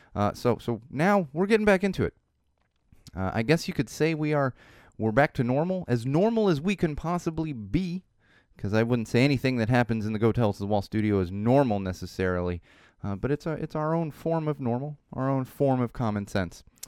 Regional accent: Chicago, Illinois, United States; practically growing up in Chicago

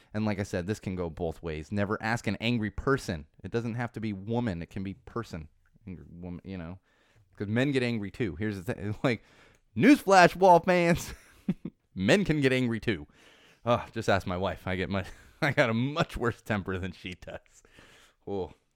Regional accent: California, United States; this is my, my home state, and I intend to stay here

